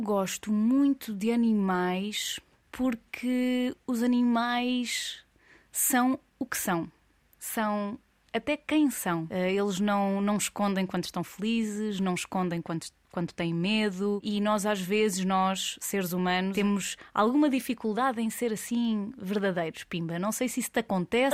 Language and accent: Portuguese; Coimbra, Centro, Portugal; sou de Coimbra